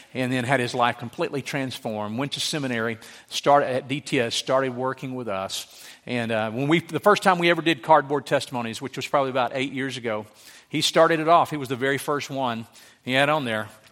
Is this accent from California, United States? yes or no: no; Louisiana, United States; moved away; I grew up in Louisiana with a hundred people.